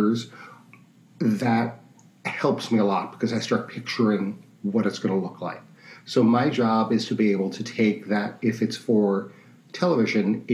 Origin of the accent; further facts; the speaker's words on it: New York City, New York, United States; I'm from New York City, and I went to school. I went to Queens College